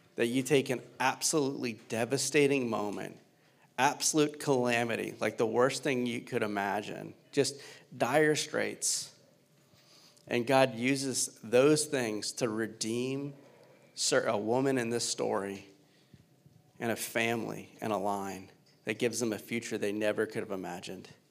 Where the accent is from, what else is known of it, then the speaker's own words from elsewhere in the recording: Louisiana, United States; now in Cincinnati, United States; I'm originally from Louisiana